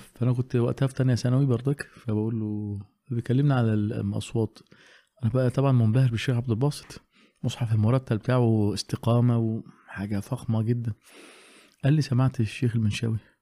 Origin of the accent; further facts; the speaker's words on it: Alexandria, Alexandria Governorate, Egypt; عندنا في اسكندريه